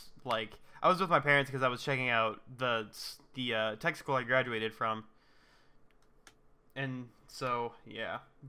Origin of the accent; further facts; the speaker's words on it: United States; I'm an ignorant American